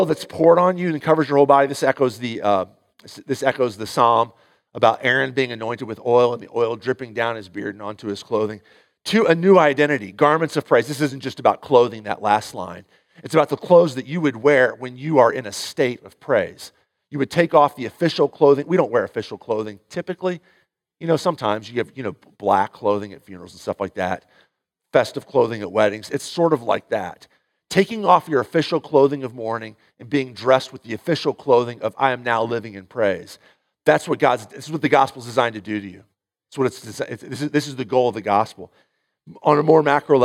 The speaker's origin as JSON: {"language": "English", "town": "St. Louis", "region": "Missouri", "country": "United States", "tie": "born or raised there"}